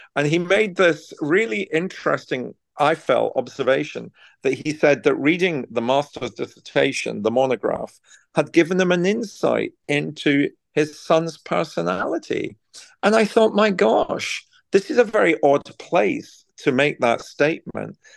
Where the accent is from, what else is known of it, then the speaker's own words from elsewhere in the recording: Scotland, United Kingdom; moved away as an adult; now in Buckingham, United Kingdom; my hometown in Scotland